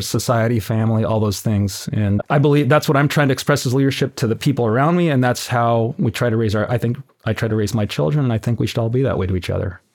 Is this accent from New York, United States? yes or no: no; Tucson, Arizona, United States; now in Oceanside, United States; born and raised in Tucson, Arizona.